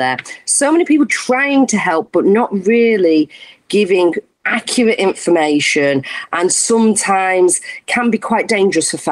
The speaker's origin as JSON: {"language": "English", "town": "Sheffield", "region": "Yorkshire and the Humber", "country": "United Kingdom", "said": "I'm from Sheffield."}